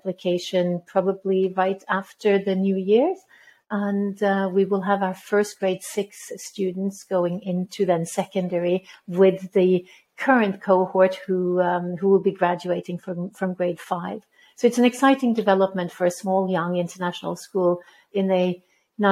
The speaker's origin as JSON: {"language": "English", "country": "Norway", "also_born_or_lived": "Middle East", "moved": "yes", "lives_now": "Rimini, Italy", "said": "I am originally from Norway."}